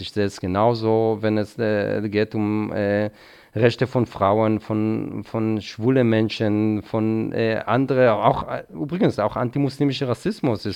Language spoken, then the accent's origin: German; Israel; now in Germany; in der Nähe, wo ich aufgewachsen bin